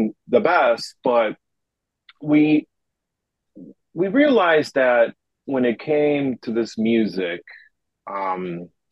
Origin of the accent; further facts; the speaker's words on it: Uruguay; also born or lived in Chicago; now in Tokyo, Japan; I'm originally from Uruguay, South America